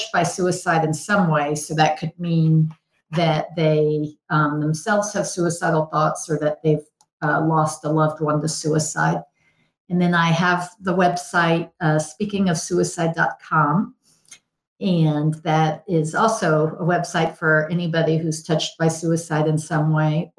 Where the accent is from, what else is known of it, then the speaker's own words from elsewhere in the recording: Houston, Texas, United States; I grew up in Houston